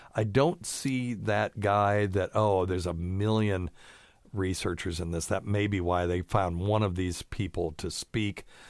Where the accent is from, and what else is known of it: the South, United States; also born or lived in Vermont